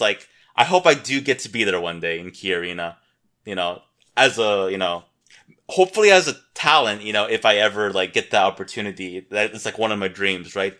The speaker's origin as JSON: {"language": "English", "town": "Seattle", "region": "Washington", "country": "United States", "tie": "born or raised there", "said": "I grew up in Seattle, Washington"}